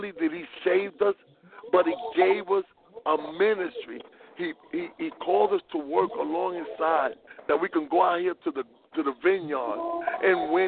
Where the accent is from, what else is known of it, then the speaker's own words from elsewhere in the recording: New York City, New York, United States; raised in the South Bronx in New York City